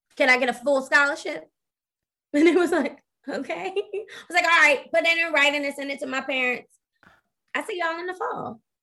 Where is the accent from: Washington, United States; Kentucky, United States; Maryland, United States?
Maryland, United States; Baltimore; I'm from Baltimore